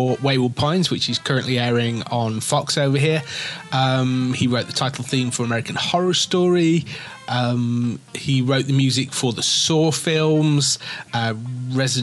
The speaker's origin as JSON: {"language": "English", "region": "England", "country": "United Kingdom", "said": "we're English, or I'm English"}